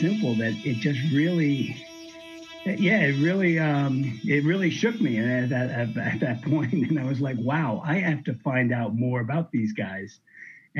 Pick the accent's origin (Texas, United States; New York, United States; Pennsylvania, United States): New York, United States; moved away; also born or lived in Miami; I grew up in New York. I moved to Miami in 1981